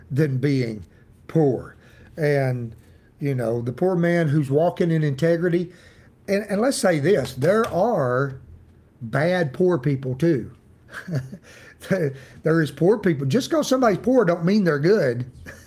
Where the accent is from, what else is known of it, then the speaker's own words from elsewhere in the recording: United States; accent: hillbilly; my hillbilly accent